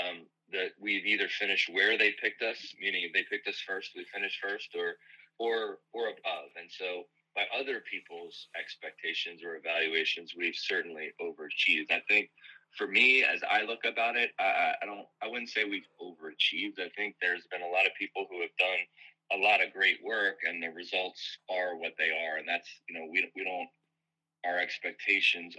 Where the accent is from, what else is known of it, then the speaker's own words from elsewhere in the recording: Philadelphia, Pennsylvania, United States; moved away; I grew up in the Philadelphia area